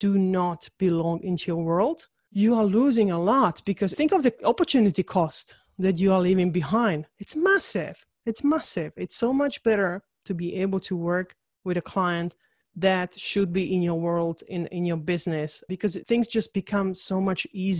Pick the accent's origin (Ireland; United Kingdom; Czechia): Czechia; English is a second language; So I was born in Czechoslovakia. So during the communist time, so I'm literally a communist kid.